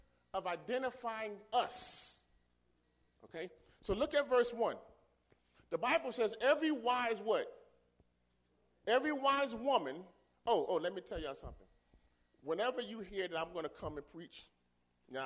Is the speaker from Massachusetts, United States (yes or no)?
no; New York City, New York, United States; also born or lived in Philadelphia; I grew up in New York, in the Bronx, New York